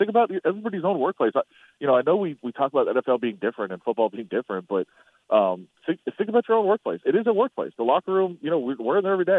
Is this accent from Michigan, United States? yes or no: yes; Ann Arbor, Michigan, United States; Obviously, I'm from Ann Arbor, you know, Michigan fan.